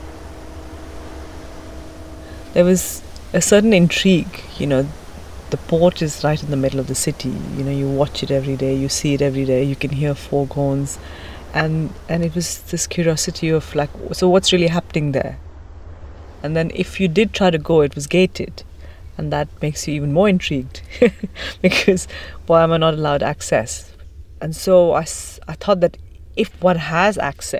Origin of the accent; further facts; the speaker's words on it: Delhi, India; moved away as an adult; also born or lived in United Kingdom / Italy; now in Cape Town, South Africa; I grew up in and around Delhi